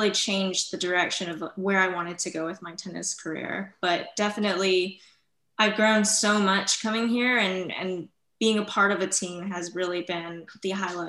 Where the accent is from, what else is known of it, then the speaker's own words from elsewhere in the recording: West Coast, United States; I'm kind of like Lauren. We're both from the West Coast